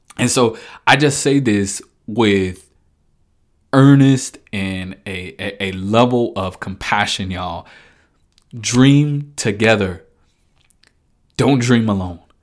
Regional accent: Dallas, Texas, United States; moved away as an adult; now in Kansas City, United States; I moved from Dallas. Folk know I'm a Dallas guy. Moving from Dallas up to Kansas City uh, was a huge transition for me

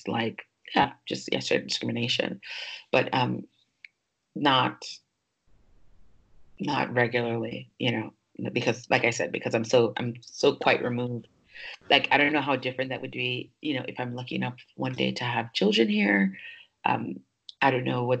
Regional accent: New York, United States; moved away as an adult; also born or lived in Jamaica; now in Paris, France; I was born in Jamaica. I moved to New York when I was 4 years old. So technically I'm not American, but because I was raised there

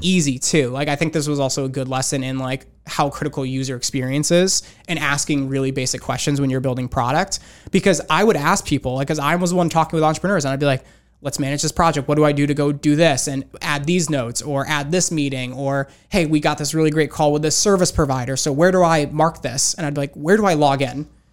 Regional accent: Rocky Hill, Connecticut, United States; I grew up in, uh, Connecticut. Grew up in a town called Rocky Hill

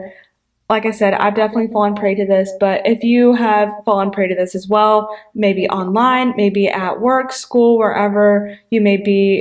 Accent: Pensacola, Florida, United States; A lot of churches in my hometown do this. It's called Pray for Pensacola

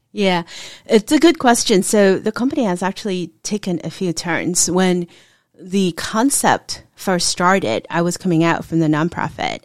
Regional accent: Hong Kong; now in United States; I was actually born and raised in Hong Kong

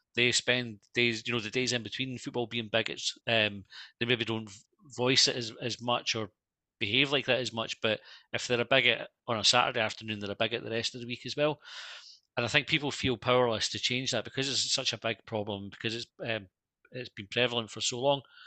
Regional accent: Scotland, United Kingdom; we're Scottish

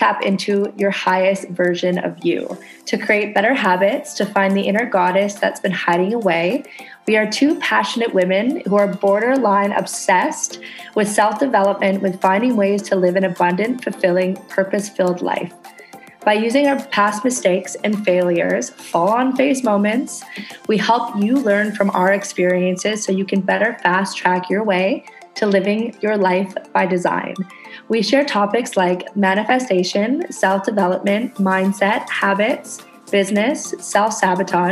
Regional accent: Canada; now in Indonesia

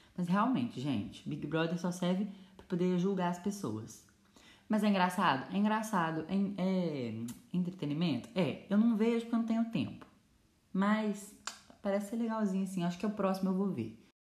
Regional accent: Brazil; also born or lived in Minas Gerais; eu sou do Brasil

